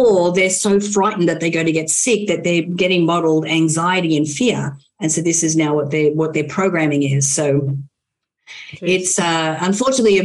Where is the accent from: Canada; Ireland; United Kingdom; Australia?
Australia; now in United States; I'm an Aussie, mate